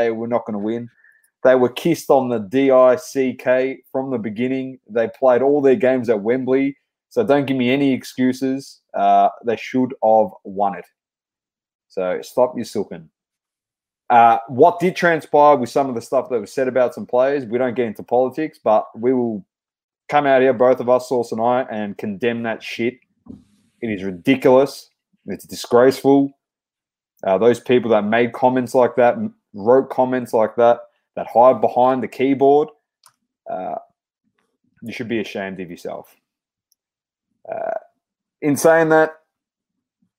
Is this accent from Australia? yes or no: yes; Australia; We are Australian, but, you know, our heritage growing up wasn't really tied to the Australian national team for soccer because we were no good. So we were always following Italy through our whole entire upbringing